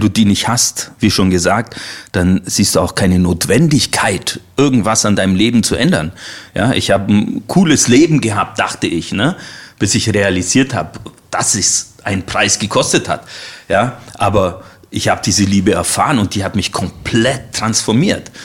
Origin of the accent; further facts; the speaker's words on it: Allgäu, Bavaria, Germany; moved away as an adult; now in Leipzig area, Germany; Ich komme aus dem Allgäu